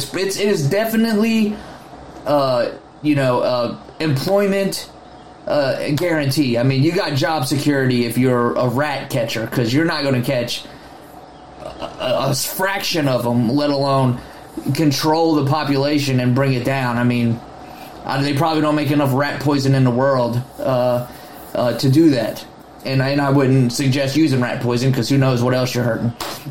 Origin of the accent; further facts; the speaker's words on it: Baltimore, Maryland, United States; I'm originally from Baltimore, and I don't know.